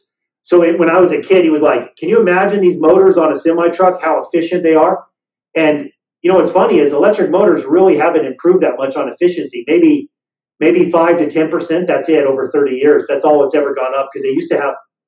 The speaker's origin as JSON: {"language": "English", "town": "Las Vegas", "region": "Nevada", "country": "United States", "tie": "born or raised there", "moved": "yes", "said": "I grew up in Las Vegas, Nevada, and from the time I was about 4 or 5 years old or so, I moved to Las Vegas"}